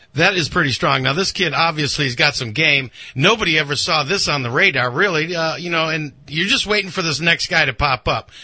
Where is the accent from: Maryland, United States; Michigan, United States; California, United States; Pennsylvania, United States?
Michigan, United States; Ann Arbor; now in Orlando, United States; I am from Ann Arbor